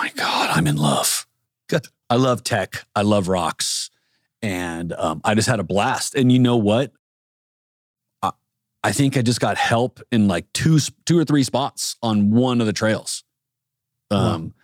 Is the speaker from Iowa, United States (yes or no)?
no; San Diego, California, United States; Growing up in San Diego, everything is is outdoors